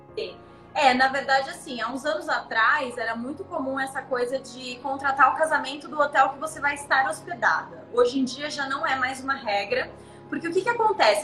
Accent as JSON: {"language": "Portuguese", "country": "Brazil", "tie": "born or raised there", "moved": "as an adult", "lives_now": "Cancún, Mexico", "said": "Eu nasci no Brasil, sou brasileira"}